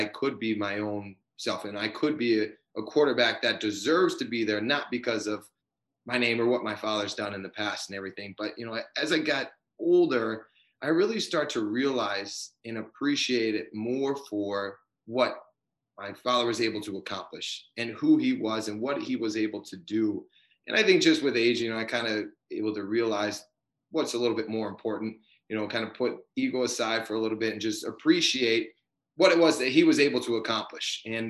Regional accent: Strongsville, Ohio, United States; he got traded to Cleveland, and then that's where I was born and raised. I grew up in Strongsville. I went to Strongsville High School

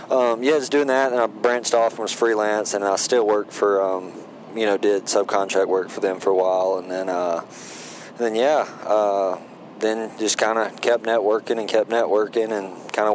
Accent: Thomaston, Georgia, United States; moved away as an adult; now in Hamilton, Montana, United States; I'm Thomaston, Georgia, so it's like about 45 minutes south of Atlanta.

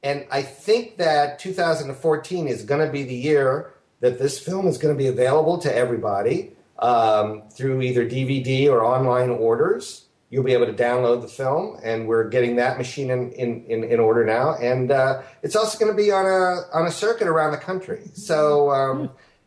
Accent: Ohio, United States; Ohio, my home state

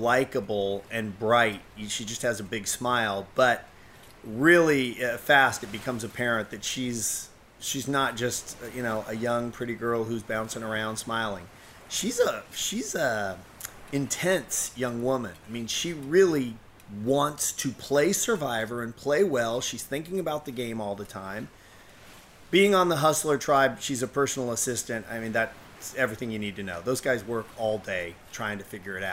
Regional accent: Kansas, United States; I grew up in Kansas

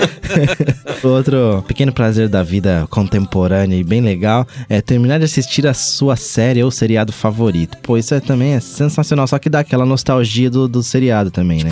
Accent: São Paulo, Brazil; eu lembro quando eu era moleque, eu sou de São Paulo

